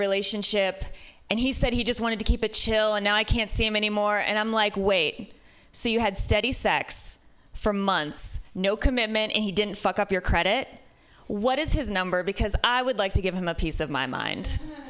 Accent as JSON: {"language": "English", "region": "Midwest", "country": "United States", "lives_now": "San Francisco, United States", "said": "I'm from the Midwest, which might be part of it."}